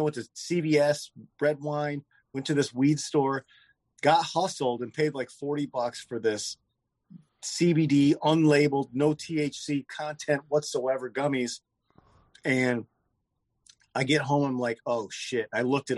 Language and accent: English; Michigan, United States; moved away as an adult; also born or lived in Los Angeles; I'm kind of bouncing around Michigan.